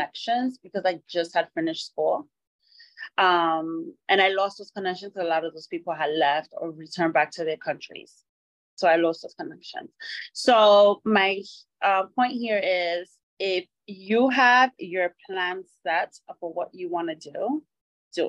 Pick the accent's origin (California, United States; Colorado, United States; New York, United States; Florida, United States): New York, United States; New York City; now in Miami, United States; I service all over the five boroughs of New York City because it's my hometown